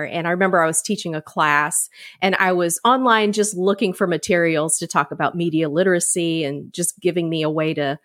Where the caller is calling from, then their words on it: Savannah, Georgia, United States; I'm calling in from Savannah, Georgia